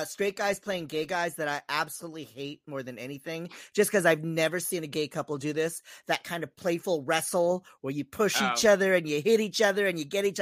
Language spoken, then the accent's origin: English; United Kingdom; as a Brit